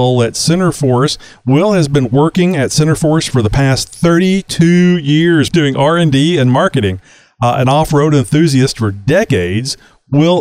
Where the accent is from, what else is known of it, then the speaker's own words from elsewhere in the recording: Texas, United States; I'm from Texas, and it's very humid down here in Southeast Texas, the Houston area